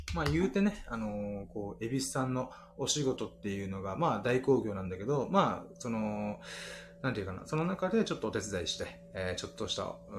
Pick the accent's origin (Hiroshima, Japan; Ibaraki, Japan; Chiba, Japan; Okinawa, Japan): Okinawa, Japan; Ginowan; 僕の地元の祭りで、あの、羽衣祭りっていうのがあるんですけど